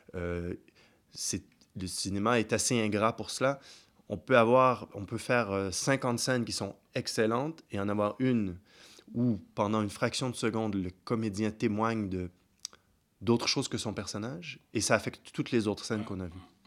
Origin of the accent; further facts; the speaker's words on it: Kinshasa, DR Congo; now in Geneva, Switzerland; quand on vient de Kinshasa